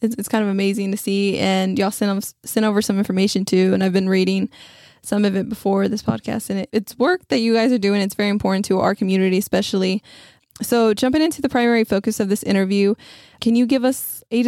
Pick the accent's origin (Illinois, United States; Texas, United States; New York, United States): Texas, United States; West; now in San Antonio, United States; my hometown is in West Texas